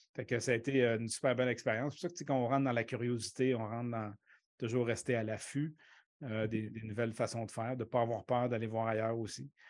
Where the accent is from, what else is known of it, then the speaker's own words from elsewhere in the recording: Quebec City, Quebec, Canada; moved away as an adult; moi, j'ai grandi à Québec. Hein. donc, les 24, 25 premières années de ma vie, je les ai passées à Québec